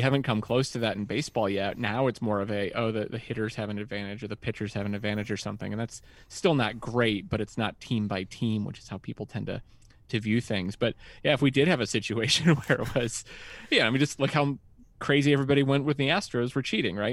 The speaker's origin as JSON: {"language": "English", "region": "West Virginia", "country": "United States", "said": "I'm from West Virginia"}